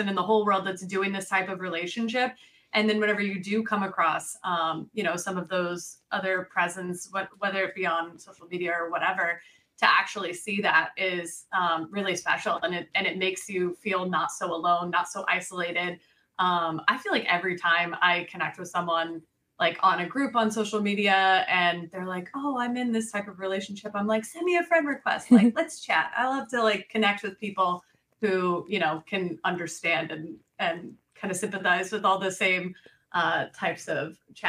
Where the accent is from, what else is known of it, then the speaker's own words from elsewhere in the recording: Colorado, United States; now in Florida, United States; we came from Colorado, and Colorado in general is a very open, accepting, loving